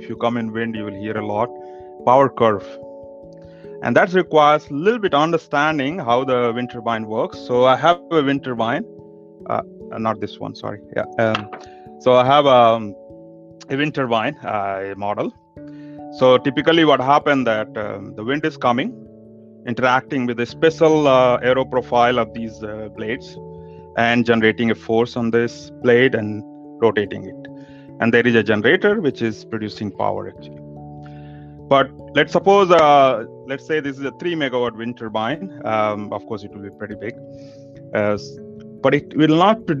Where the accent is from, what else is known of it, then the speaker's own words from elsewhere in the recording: India; now in Denmark; I come from India and living in Denmark